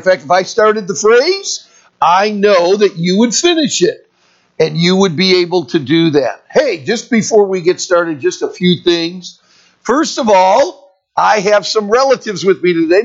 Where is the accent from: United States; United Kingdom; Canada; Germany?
United States; Leland, Michigan; I was born and raised in Michigan, graduated from a little town called Leland High School up by Traverse City